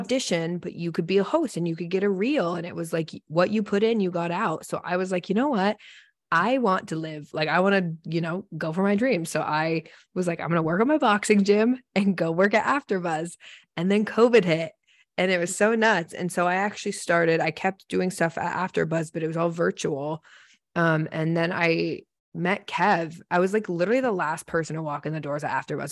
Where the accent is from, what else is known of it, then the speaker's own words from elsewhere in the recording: Seattle, Washington, United States; I grew up in Seattle